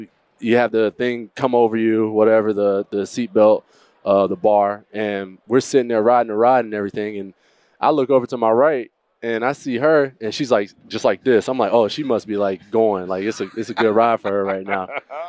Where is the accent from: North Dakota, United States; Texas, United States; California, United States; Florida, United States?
Florida, United States; New Smyrna Beach; I'm literally like 45 minutes east of Orlando, right? From Daytona Beach, New Smyrna Beach to be exact.